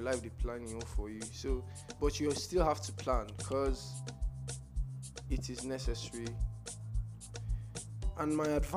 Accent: Nigeria; I'm a Nigerian

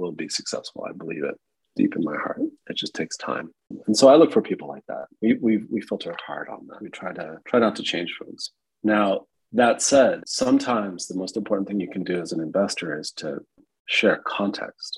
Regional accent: United States; I'm American

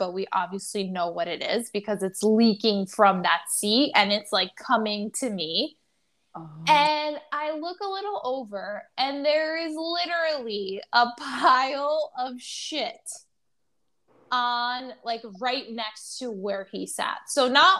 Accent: New York City, New York, United States; as a New Yorker

